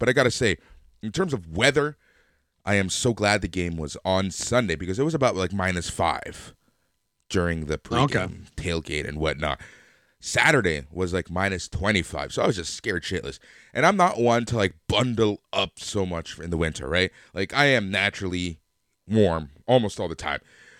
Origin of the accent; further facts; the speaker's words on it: United States; I went a little early because I am American. I have been following the U.S. national team for a lot of years, many years.